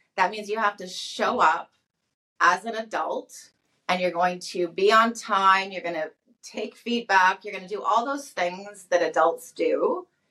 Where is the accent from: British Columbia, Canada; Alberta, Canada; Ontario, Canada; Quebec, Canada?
Alberta, Canada; St. Albert; I was born and raised in St. Albert, Alberta. So I'm a Alberta girl